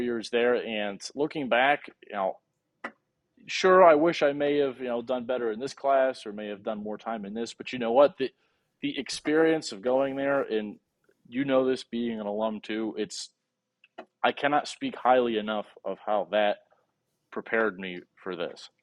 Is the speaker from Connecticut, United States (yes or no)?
yes; Connecticut, United States; moved away as an adult; now in Paducah, United States; in Connecticut yeah. where I grew up